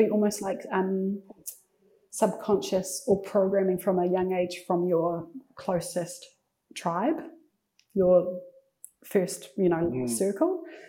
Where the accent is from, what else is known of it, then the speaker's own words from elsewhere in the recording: Waikato, New Zealand; I grew up in Tokumarin, so it's in the heart of the King Country, really small town